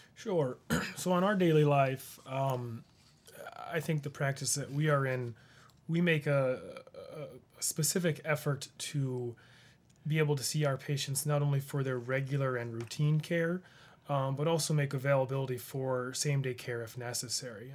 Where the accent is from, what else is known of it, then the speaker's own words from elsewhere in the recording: Rushville, United States; I grew up in Rushville. I, I went to the school there